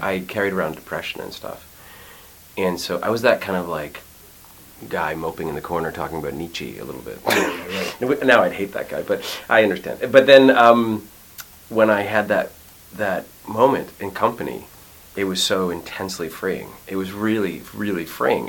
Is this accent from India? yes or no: no; Montreal, Quebec, Canada; moved away as an adult; I grew up in Montreal